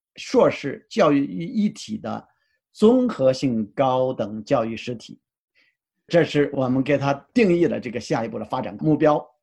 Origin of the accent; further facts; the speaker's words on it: China; now in United States; 因为我们是中国人嘛